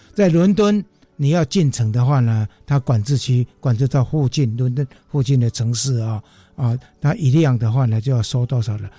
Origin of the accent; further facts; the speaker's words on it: Yunlin County, Taiwan; 我们家乡的嗯。云林县的那个博阿寮港